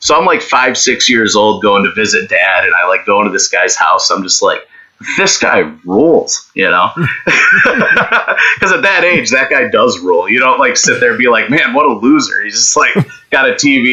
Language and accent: English; Silver Springs, New York, United States; I grew up in Silver Springs, Warsaw, New York. It's near Letcher State Park, but Podunk Town. It's about an hour, 10 minutes from Buffalo